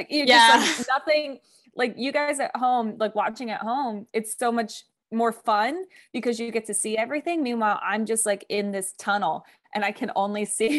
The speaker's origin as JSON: {"language": "English", "region": "East Coast", "country": "United States", "said": "I'm from the East Coast, and it's like, I'm used to like heat, but also humidity."}